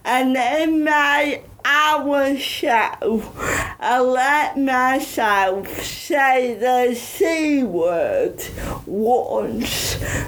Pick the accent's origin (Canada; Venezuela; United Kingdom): United Kingdom; Bridlington, Yorkshire and the Humber; accent: Yorkshire; moved away as an adult; also born or lived in Huddersfield; now in London, United Kingdom; I'm from East Yorkshire, Bridlington, and went to uni in Huddersfield. And because of my disability, I never thought I had an accent.